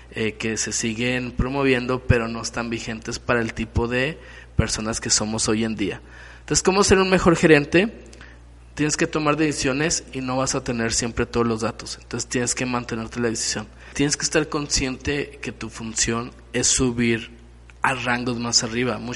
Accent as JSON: {"language": "Spanish", "country": "Mexico", "said": "Aparte esto como mexicanos nos pone en un mal en un mal lugar."}